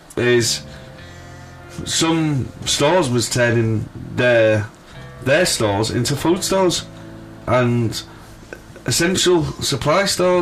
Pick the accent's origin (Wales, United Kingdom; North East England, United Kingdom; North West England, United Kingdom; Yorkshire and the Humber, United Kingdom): Yorkshire and the Humber, United Kingdom; Hull; You can tell we're from Hull.